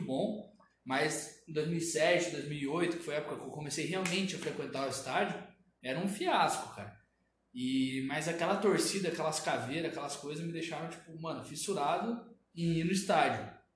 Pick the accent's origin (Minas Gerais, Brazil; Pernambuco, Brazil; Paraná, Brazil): Paraná, Brazil; Curitiba; also born or lived in Cascavel; eu sou nasci em Cascavel e quando eu era muito novo ainda fui morar em Curitiba